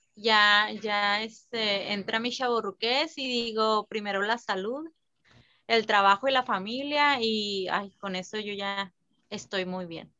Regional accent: San Luis Río Colorado, Sonora, Mexico; yo soy de San Luis Colorado

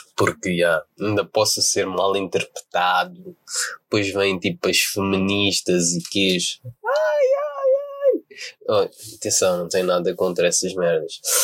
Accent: Portugal; nascido e criado em Portugal mas de descendência angolana e holandesa

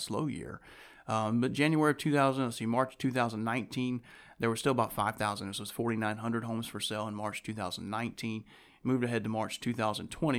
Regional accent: Winston-Salem, North Carolina, United States; I was born and raised here in Winston-Salem

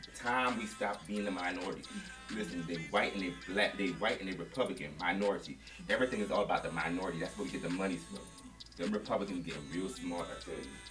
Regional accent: New York City, New York, United States; I'm from New York City

